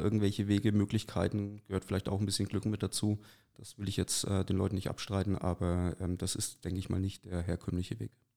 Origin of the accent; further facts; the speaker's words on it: Neustadt an der Aisch, Bavaria, Germany; moved away as an adult; now in Forchheim, Germany; ich bin, wie gesagt, in Neustadt an der Aisch äh, geboren und aufgewachsen